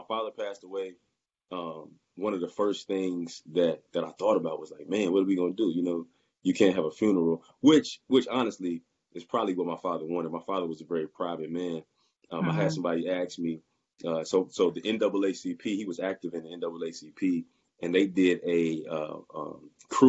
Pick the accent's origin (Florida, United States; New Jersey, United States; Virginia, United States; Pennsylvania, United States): Virginia, United States; Roanoke; also born or lived in Richmond, Virginia; I'm from Roanoke, Virginia, but I was in Richmond, right? I went to Virginia Union in 2006, and I stayed in the Richmond area until 2017